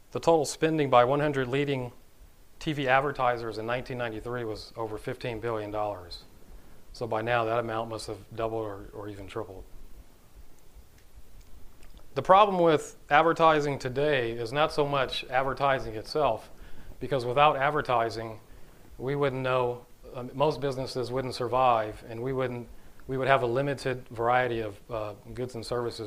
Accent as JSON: {"language": "English", "town": "Los Angeles", "region": "California", "country": "United States", "tie": "born or raised there", "said": "I'm originally from Los Angeles, California. That's where I grew up"}